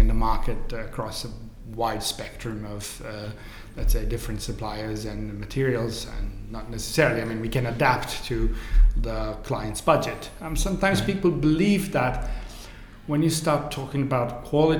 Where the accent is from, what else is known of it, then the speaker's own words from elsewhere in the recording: Italy; now in Dubai, United Arab Emirates; we come from Italy